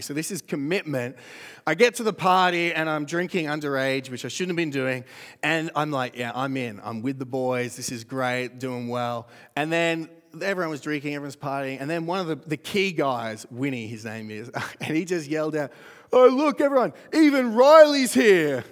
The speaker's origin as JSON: {"language": "English", "country": "Australia", "said": "I'm from Australia too."}